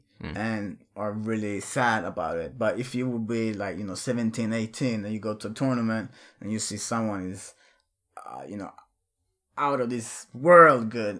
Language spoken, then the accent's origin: English; Örebro, Örebro County, Sweden; in Sweden, in Örebro, in my hometown